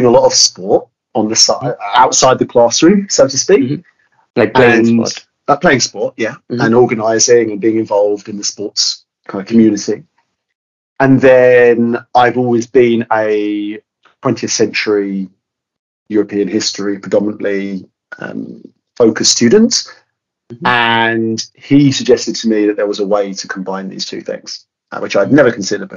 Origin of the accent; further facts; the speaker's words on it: London area, United Kingdom; I'm personally from the London area